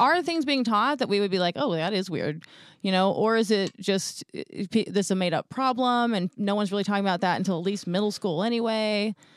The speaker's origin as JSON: {"language": "English", "town": "Houston", "region": "Texas", "country": "United States", "said": "I'm from Houston"}